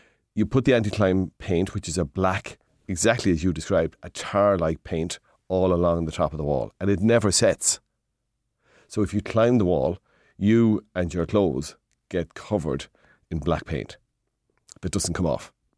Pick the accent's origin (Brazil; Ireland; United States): Ireland; Midlands; We come from the Midlands.